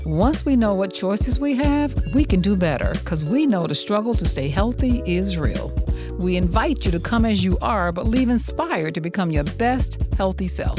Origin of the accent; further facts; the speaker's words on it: Montgomery, Alabama, United States; I grew up in the South, okay? Montgomery, Alabama